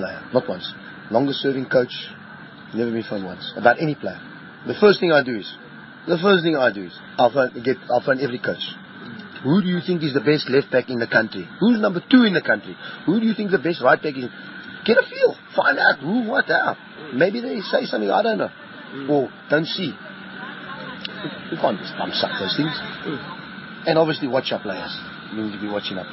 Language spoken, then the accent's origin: English; South Africa; It's my country. I've been brought up here. I was bred here. I've born here